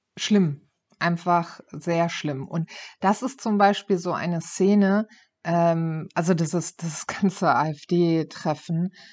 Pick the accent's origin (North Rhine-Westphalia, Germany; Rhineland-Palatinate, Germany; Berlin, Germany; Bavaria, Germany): North Rhine-Westphalia, Germany; Ruhr area; ich komme ja aus, äh, aus dem Ruhrpott